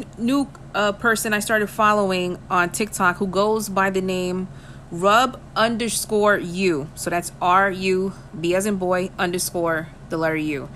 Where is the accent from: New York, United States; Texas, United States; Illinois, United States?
New York, United States; New York City; I'm from the Bronx